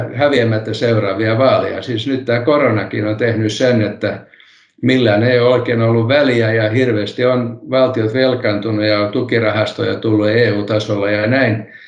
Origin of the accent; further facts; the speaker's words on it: Helsinki, Uusimaa, Finland; first language Swedish; Finnish is a second language; moved away as an adult; also born or lived in Kannelmäki, Helsinki; now in Kirkkonummi, Finland; Minä stadilaisena puhun stadil, stadista edelleen